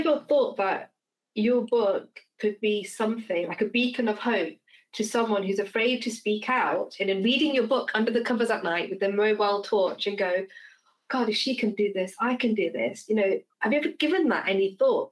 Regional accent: England, United Kingdom; I identify myself as English because we're born in England

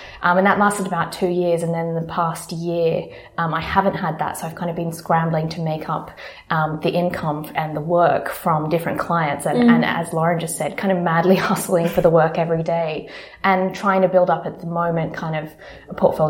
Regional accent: Sydney, New South Wales, Australia; moved away as an adult; now in London, United Kingdom; I moved to London from Sydney about 3.5 years ago and landed a dream freelance role

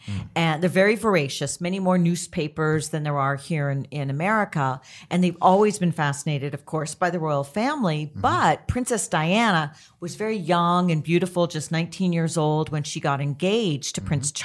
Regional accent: Canada; I'm Canadian

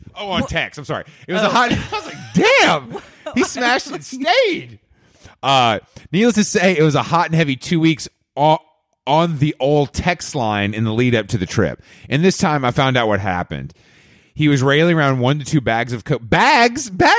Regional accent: Byron Bay, New South Wales, Australia; I'm from Byron Bay.

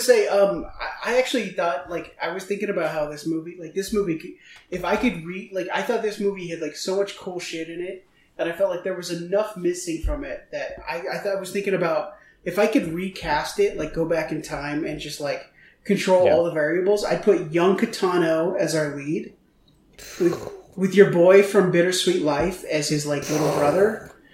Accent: Eugene, Oregon, United States; moved away; I grew up in Eugene.

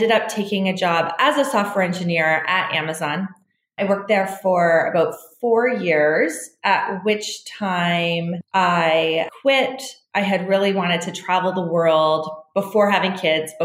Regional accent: Canada; I grew up in Canada, very middle-class lifestyle

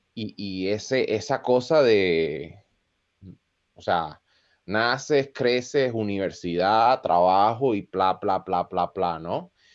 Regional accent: Costa Rica; moved away; also born or lived in Chicago, United States; yo crecí en Costa Rica

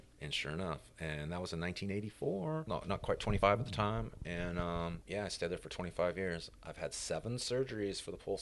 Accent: Hemet, California, United States; moved away as an adult; now in Memphis, United States; I grew up primarily in Riverside County, which is 100 miles inland from LA, a couple hours. And it was where I grew up was a town called Hemet

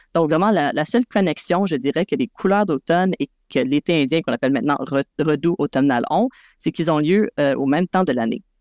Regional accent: South Shore of Montreal, Quebec, Canada; je viens de la rive sud de Montréal

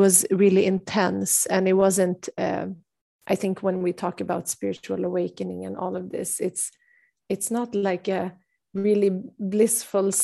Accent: Sweden; growing up in Sweden

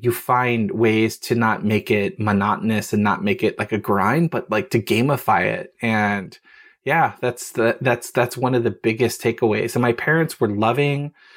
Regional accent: Los Angeles, California, United States; moved away as an adult; also born or lived in Japan; I was born in Hollywood, California, raised over the s, Hollywood Hills and the valley. So, a valley girl in North Hollywood

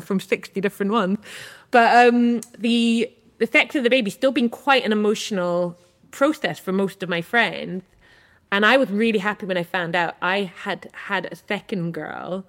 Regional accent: Edinburgh, Scotland, United Kingdom; I grew up in Edinburgh, and we're a Jewish family

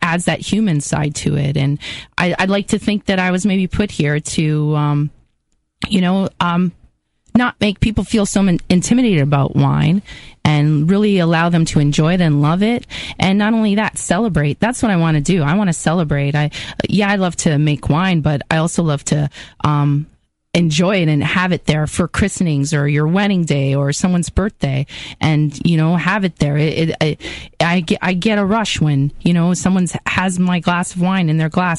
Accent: Welland, Ontario, Canada; It was cool growing up in Welland

